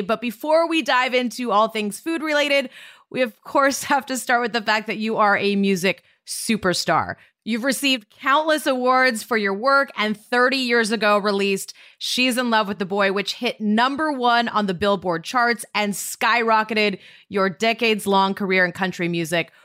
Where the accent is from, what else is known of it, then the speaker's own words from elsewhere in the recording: Montana, United States; growing up in Montana, riding in the truck with my dad